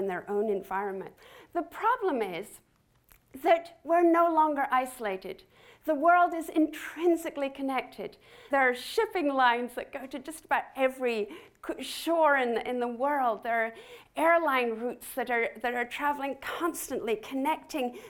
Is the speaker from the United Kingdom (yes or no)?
yes; Scotland, United Kingdom; I grew up with gorse in Scotland